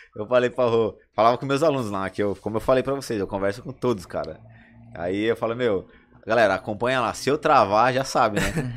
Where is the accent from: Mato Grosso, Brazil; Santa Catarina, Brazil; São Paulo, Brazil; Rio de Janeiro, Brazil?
São Paulo, Brazil; eu vim daqui, da, da, da, da quebrada, né? Do Capão.